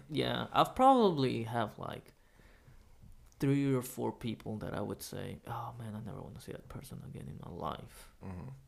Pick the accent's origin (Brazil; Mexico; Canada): Mexico